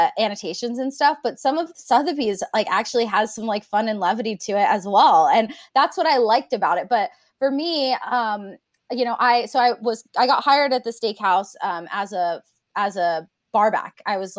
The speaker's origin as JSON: {"language": "English", "country": "Japan", "tie": "born or raised there", "said": "cause I grew up in Japan and I would eat lychees like all the time."}